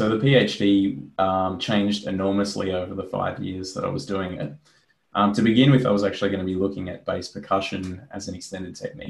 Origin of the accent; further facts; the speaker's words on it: Australia; I was really excited and wanted to investigate kind of, I guess, more broadly how to operate as an Australian jazz musician.